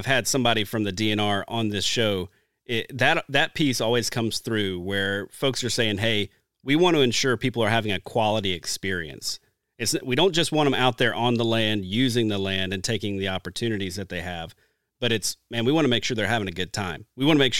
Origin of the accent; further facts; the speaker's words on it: Deep South, United States; growing up, I grew up in the Deep South.